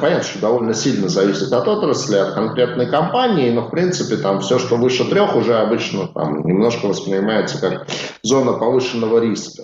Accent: Saint Petersburg, Russia; моего родного города, Санкт-Петербург

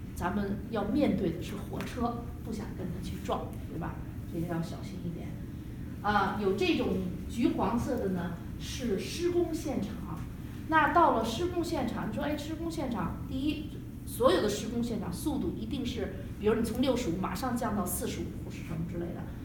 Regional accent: China; now in United States; 因为我们中国人没有翻译，吃了很多的亏

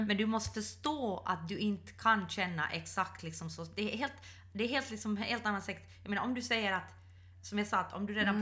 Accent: Ostrobothnia, Finland; jag är uppvuxen i Österbotten.

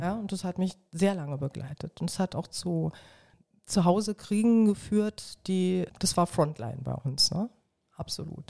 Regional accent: Berlin, Germany; ich bin ein Südberliner Kind und habe mit dem Fußball an die bunt bemalte Mauer gespielt

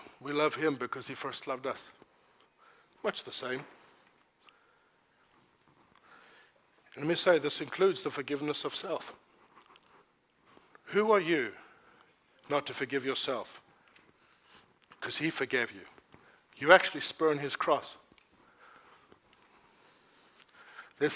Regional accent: South Africa; I don't say must as a South African

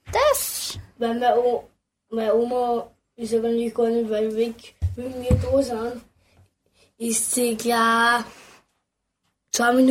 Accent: Admont, Styria, Austria; wir sind ähm, aus Admont

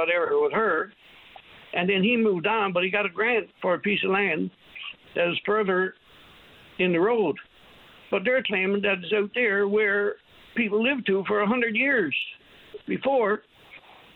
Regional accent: New Harbour, Newfoundland and Labrador, Canada; I came from New Harbor in Trinity Bay

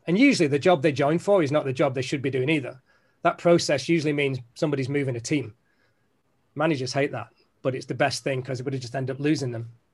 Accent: Manchester, North West England, United Kingdom; I'm from Manchester

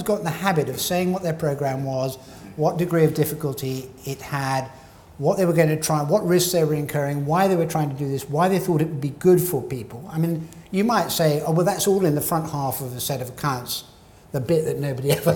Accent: Scotland, United Kingdom

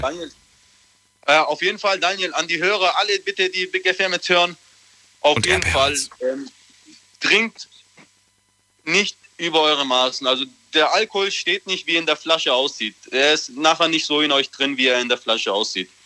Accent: Böblingen, Baden-Württemberg, Germany; ich komme aus Böbling

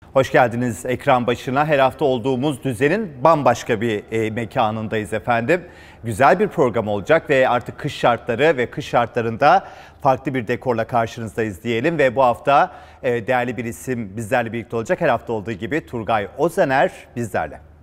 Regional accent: Turkey; biz Türkler olarak

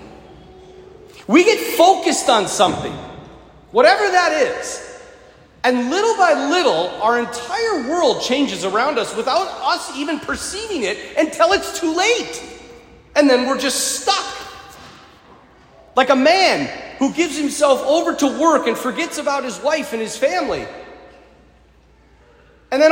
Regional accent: North Dakota, United States; I'm from North Dakota

